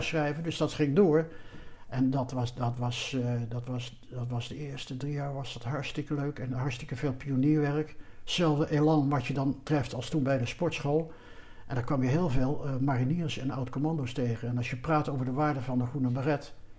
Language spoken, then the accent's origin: Dutch; Netherlands; wij als Nederlanders